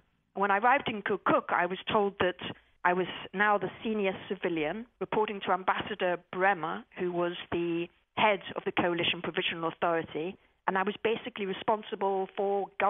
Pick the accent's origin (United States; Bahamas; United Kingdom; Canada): United Kingdom; England; And I turned up and I said … from England, here to volunteer.